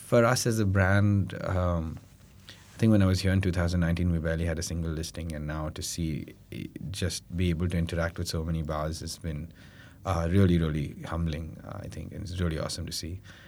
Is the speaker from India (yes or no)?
yes; India; we're from India